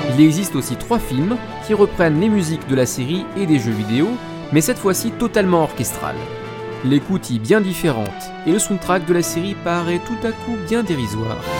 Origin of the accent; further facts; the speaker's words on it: France; chez nous en France